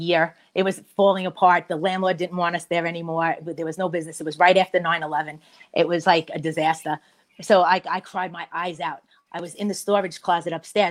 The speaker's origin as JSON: {"language": "English", "town": "New York City", "region": "New York", "country": "United States", "tie": "born or raised there", "said": "I grew up in Bay Terrace"}